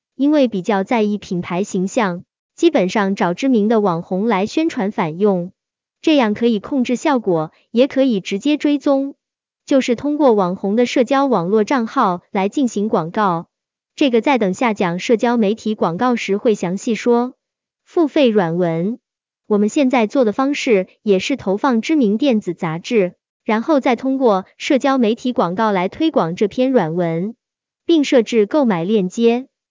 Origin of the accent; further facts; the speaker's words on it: China; 我们中国人